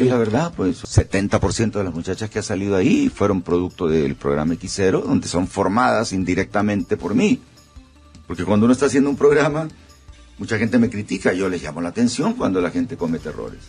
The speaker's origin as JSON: {"language": "Spanish", "country": "Honduras", "said": "soy un hondureño"}